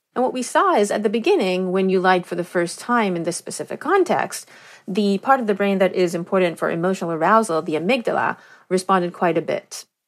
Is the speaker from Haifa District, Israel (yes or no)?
no; Negev desert, Southern District, Israel; I grew up in the Negev desert in Israel.